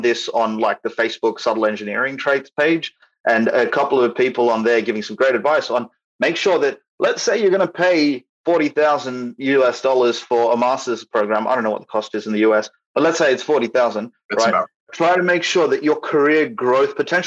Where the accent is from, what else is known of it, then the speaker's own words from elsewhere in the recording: Australia; I'm from Australia, so I'm not situated in Canada, I'm not situated in USA